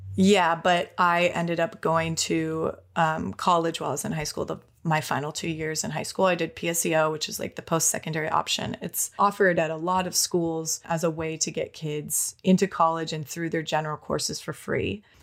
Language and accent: English; Minnesota, United States; moved away as an adult; now in Los Angeles, United States; I was born in Minnesota in a small county